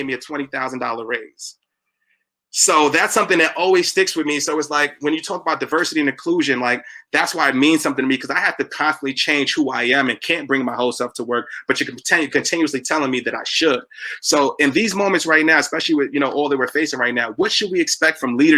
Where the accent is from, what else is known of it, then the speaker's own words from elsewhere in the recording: New York City, New York, United States; from the Bronx. I'm from Evander Childs High School